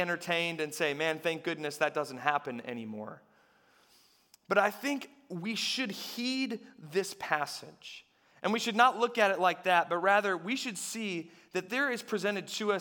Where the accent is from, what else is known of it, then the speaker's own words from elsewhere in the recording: United States; as American people